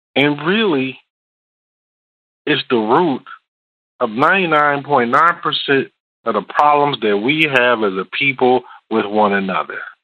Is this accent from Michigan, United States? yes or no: yes; Detroit, Michigan, United States; I'm from Detroit